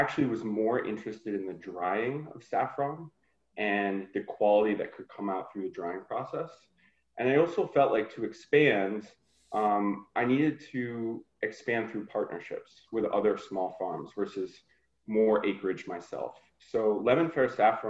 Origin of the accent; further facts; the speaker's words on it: Vermont, United States; I'm from Vermont